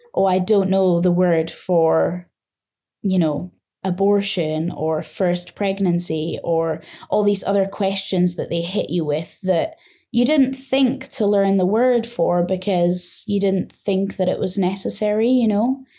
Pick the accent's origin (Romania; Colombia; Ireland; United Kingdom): United Kingdom; Scotland; moved away as an adult; now in Nantong, China; I am from Scotland in the U K, and I have been in China now for three and a half years